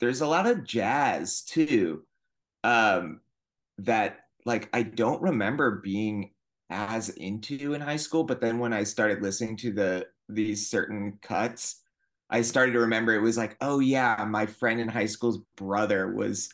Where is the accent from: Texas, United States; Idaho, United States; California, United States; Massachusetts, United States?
Massachusetts, United States; north of Boston; moved away as an adult; also born or lived in Northampton, Massachusetts / Vermont / Burlington, Vermont; now in Los Angeles, United States; I'm from Massachusetts originally. I grew up just north of Boston, and then I went to high school in Western Mass.